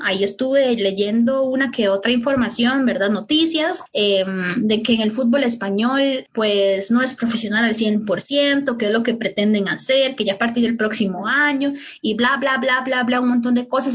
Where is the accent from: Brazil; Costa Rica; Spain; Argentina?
Costa Rica